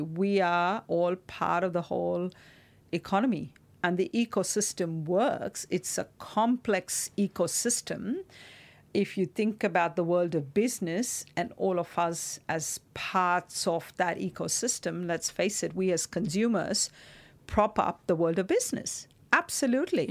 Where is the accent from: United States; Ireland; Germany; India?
India; Mumbai, Maharashtra; moved away; growing up in Mumbai